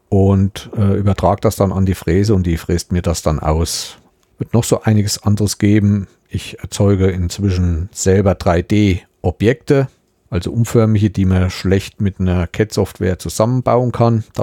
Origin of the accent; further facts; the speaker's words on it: Thuringia, Germany; ich bin in Südthüringen aufgewachsen, ich bin immer bis hoch zum Rennsteig gekommen und alles, was in Richtung Süden war, die ganze Seite kenne ich sehr gut und sehr intensiv.